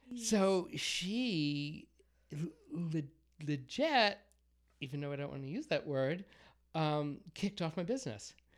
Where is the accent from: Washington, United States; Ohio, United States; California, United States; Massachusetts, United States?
Massachusetts, United States; accent: Boston; I was born and raised in Massachusetts. Um, I'm not sure if you can tell from my horrible Boston accent